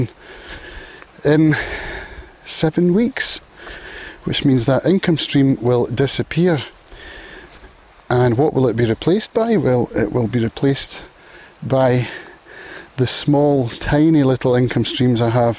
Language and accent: English; Prestwick, Scotland, United Kingdom; now in Isle of Arran, United Kingdom; Prestwick apparently, which is my hometown